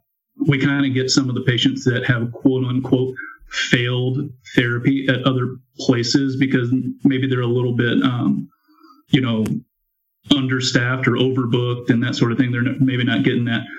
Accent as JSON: {"language": "English", "region": "Texas", "country": "United States", "tie": "born or raised there", "said": "I have been born and raised in Texas. Have never really lived anywhere else."}